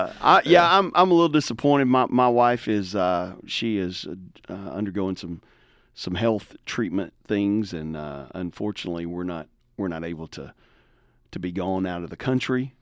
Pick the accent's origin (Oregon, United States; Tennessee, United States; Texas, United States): Tennessee, United States; I grew up in, like, rural backwoods Tennessee